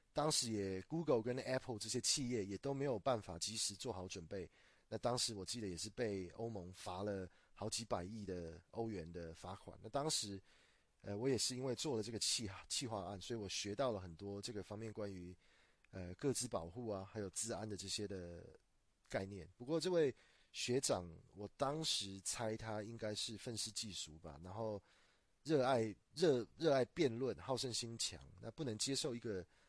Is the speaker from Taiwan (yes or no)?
yes; Taiwan; 我是土生土长的台湾人